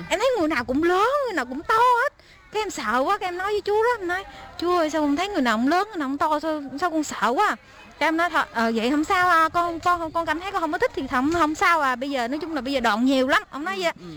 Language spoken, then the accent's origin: Vietnamese; Đồng Tháp province, Dong Thap, Vietnam; moved away as an adult; also born or lived in Keelung, Taiwan; now in Taipei, Taiwan; em đến từ Việt Nam, tỉnh em ở Việt Nam thì ở tỉnh Đồng Tháp